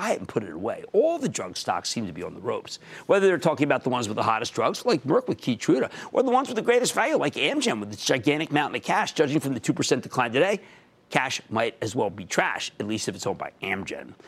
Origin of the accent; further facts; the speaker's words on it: New Jersey, United States; my home state of New Jersey